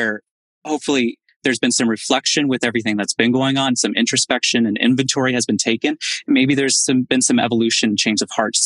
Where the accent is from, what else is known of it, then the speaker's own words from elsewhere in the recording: Indiana, United States; moved away; my home state of Indiana